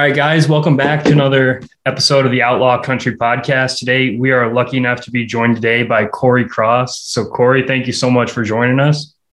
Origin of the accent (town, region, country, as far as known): Omaha, Nebraska, United States; born or raised there